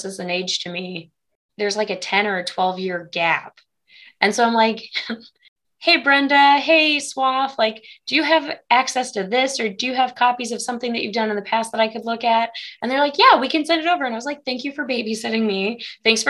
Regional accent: Galesburg, Illinois, United States; moved away as an adult; also born or lived in Morgantown, West Virginia; now in Maryville, United States; I'm originally from Illinois, the Galesburg area

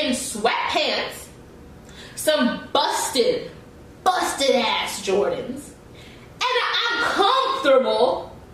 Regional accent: New York, United States; moved away; I'm from New York

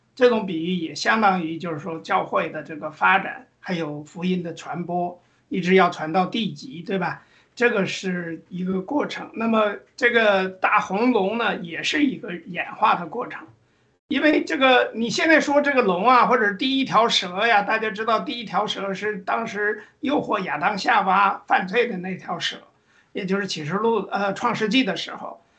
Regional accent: China; 我们中国人其实可以说是亚洲的这个人种而已

